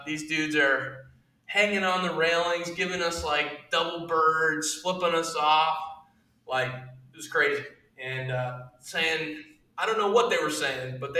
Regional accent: United States; as an American

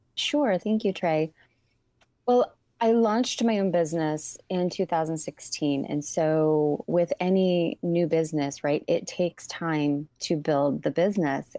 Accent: Ypsilanti, Michigan, United States; the fabulous city of Ypsilanti. And I love my hometown.

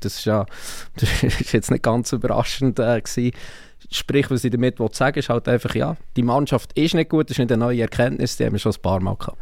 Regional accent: Bern, Switzerland; als jemand, der aus Bern kommt

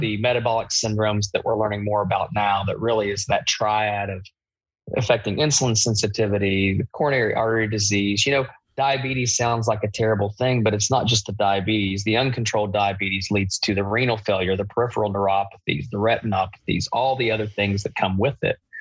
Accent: Eastern Kentucky, United States; I'm from Eastern Kentucky.

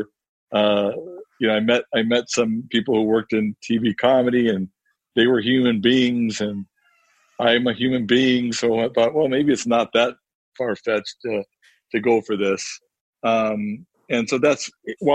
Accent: Chicago, Illinois, United States; moved away; I'm from Chicago

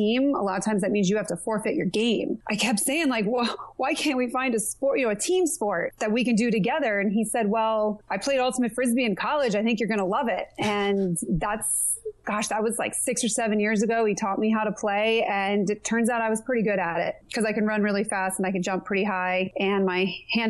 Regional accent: Connecticut, United States; moved away as an adult; also born or lived in California / San Diego; now in Bend, United States; I didn't do a ton of backpacking growing up in Connecticut.

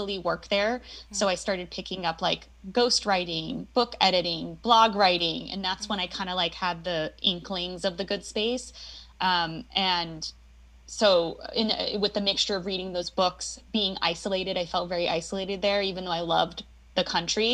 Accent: Tucson, Arizona, United States; moved away as an adult; also born or lived in Pennsylvania / Los Angeles, California; I was born in Pennsylvania and then primarily was raised in Tucson, Arizona.

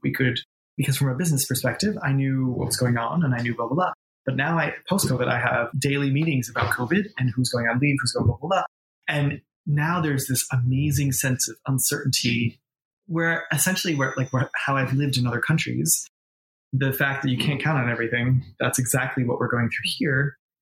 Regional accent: New York, United States; born or raised there; moved away as an adult; also born or lived in Boston / Los Angeles

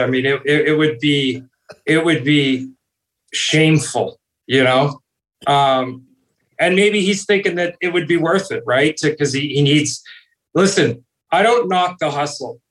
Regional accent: Toronto, Ontario, Canada; I grew up in Toronto.

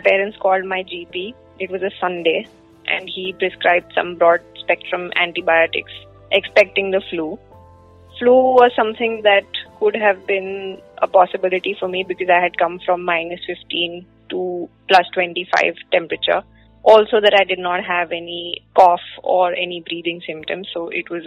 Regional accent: Ahmedabad, Gujarat, India; I'm from Ahmedabad

